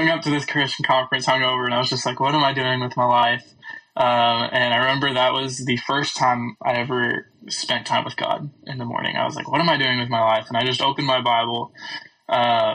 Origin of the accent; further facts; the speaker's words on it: California, United States; moved away as an adult; now in Texas, United States; I am originally from California, and now I'm going to Baylor University